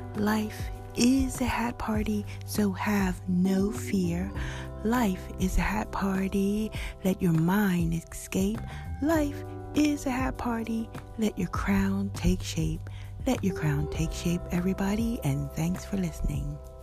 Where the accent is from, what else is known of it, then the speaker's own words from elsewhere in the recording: United States; now in London, United Kingdom; as an American